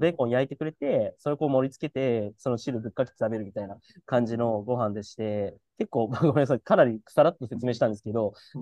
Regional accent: Hiroshima, Japan; moved away; 広島出身だからっていう体験もしてる

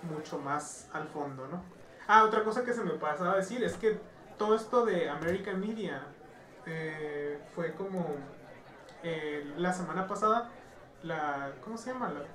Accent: Mexico; nosotros como personas mexicanas

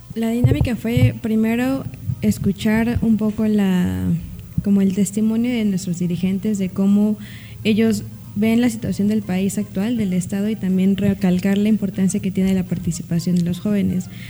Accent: Ñuu Savi, Oaxaca, Mexico; soy originaria de la nación Yusabi, pero también por, la, por mi familia materna soy náhuatl

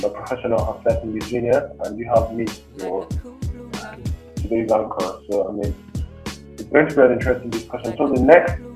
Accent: Nigeria; moved away as an adult; now in Moscow, Russia; I'm from Nigeria. I'm a student of nuclear engineering in Russia, Moscow.

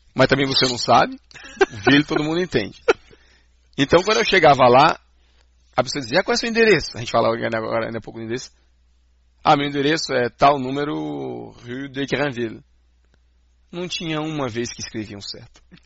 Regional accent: Brazil; now in Canada; entre nós no Brasil mesmo, a gente já tem o nosso sotaque

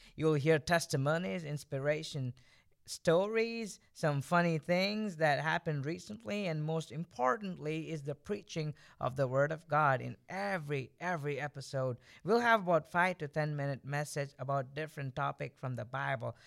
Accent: India; moved away; I was born and I grew up in India

